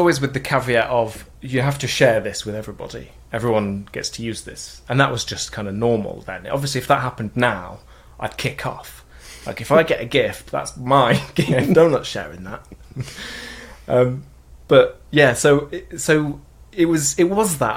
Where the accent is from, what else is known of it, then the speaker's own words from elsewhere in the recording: Mansfield, East Midlands, United Kingdom; I'm from Mansfield in England. It's a small town near Nottingham, you know, Robin Hood. That's a mining town.